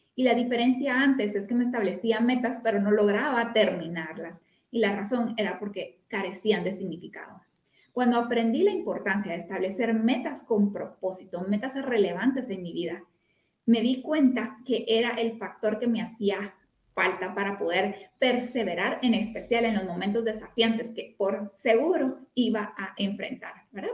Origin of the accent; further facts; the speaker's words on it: Guatemala; soy una mujer guatemalteca con familia en todo el país prácticamente